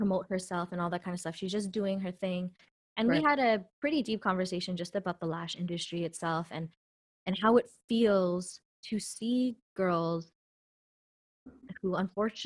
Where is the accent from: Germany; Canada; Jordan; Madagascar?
Canada; I'm Canadian born. I'm from Canada.